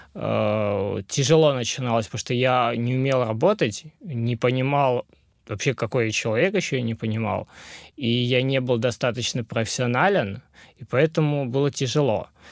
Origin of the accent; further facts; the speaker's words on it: Pyatigorsk, Stavropol Krai, Russia; moved away as an adult; also born or lived in Yerevan, Armenia; now in Krasnodar, Russia; родился в Ереване, э, вырос в Пятигорске и переехал в Краснодар погреться